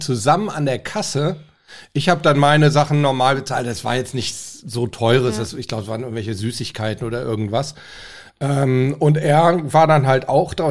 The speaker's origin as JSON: {"language": "German", "region": "Hamburg", "country": "Germany", "said": "Ich komme ja aus Hamburg"}